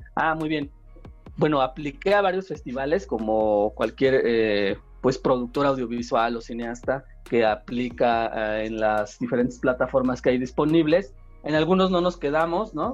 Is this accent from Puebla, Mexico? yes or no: no; southern Tlaxcala, Mexico; yo también soy del sur de Tlaxcala